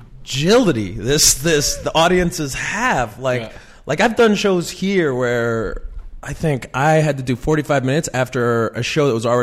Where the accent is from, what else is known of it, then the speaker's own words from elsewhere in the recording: Pilot Butte, Saskatchewan, Canada; also born or lived in Regina, Saskatchewan; now in Toronto, Canada; I was born in Regina, but I was raised in Pilot Butte